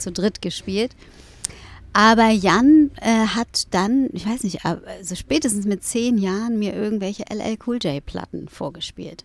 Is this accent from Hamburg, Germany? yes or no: yes; Hamburg, Germany; aufgewachsen bin ich äh, in Eppendorf.